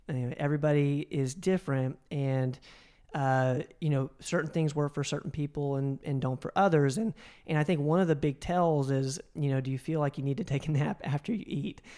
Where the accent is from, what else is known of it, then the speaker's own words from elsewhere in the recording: the South, United States; I grew up in the South as well